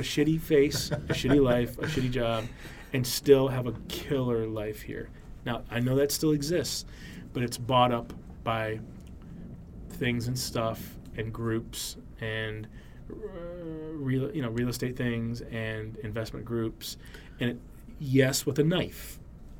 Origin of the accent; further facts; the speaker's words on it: Michigan, United States; moved away; I'm just from Michigan